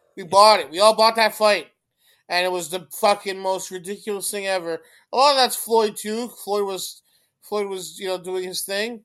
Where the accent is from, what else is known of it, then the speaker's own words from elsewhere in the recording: Canada; I'm Canadian